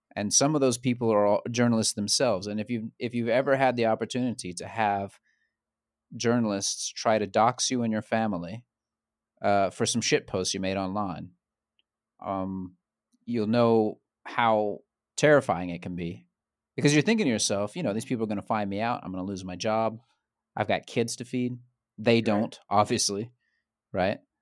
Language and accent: English; Central Georgia, United States; moved away; I'm from Central Georgia.